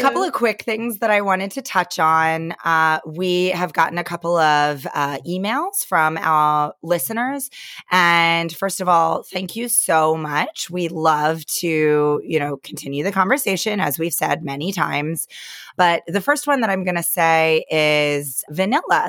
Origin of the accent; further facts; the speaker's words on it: Pennsylvania, United States; moved away; a couple of my girlfriends still live, you know, around where I grew up in Pennsylvania